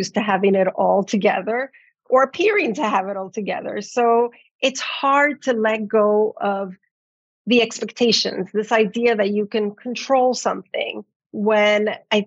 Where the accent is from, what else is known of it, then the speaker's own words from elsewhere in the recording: New York City, New York, United States; I'm raising bilingual and multicultural in my hometown of New York City. I'm also a first generation immigrant